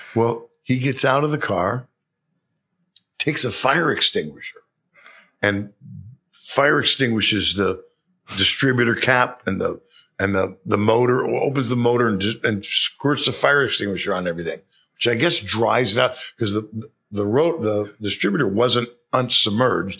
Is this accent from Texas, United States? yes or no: no; Bay Area, California, United States; also born or lived in New York City; raised in California. At the age of five, we moved to the Bay Area